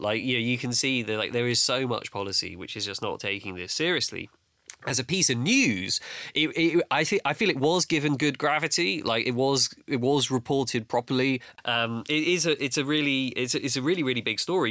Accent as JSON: {"language": "English", "region": "London", "country": "United Kingdom", "tie": "born or raised there", "said": "I grew up in Battersea"}